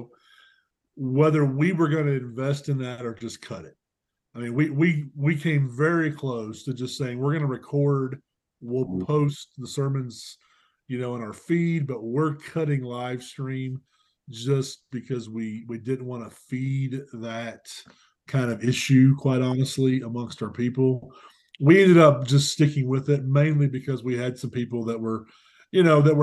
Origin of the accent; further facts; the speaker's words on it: Alabama, United States; moved away as an adult; also born or lived in Indiana; now in Colorado, United States; growing up in Alabama